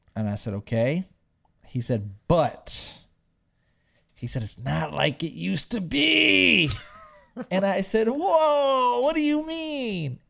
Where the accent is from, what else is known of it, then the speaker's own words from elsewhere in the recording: Texas, United States; I'm from Texas